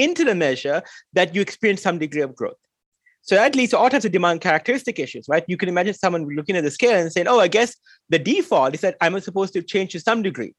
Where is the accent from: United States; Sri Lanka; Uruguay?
Sri Lanka; growing up in Sri Lanka